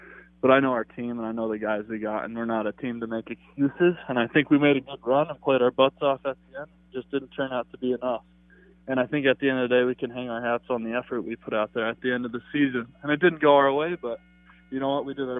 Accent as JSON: {"language": "English", "region": "Colorado", "country": "United States", "tie": "born or raised there", "moved": "as an adult", "lives_now": "Minnesota, United States", "said": "growing up in Colorado and living in Minnesota."}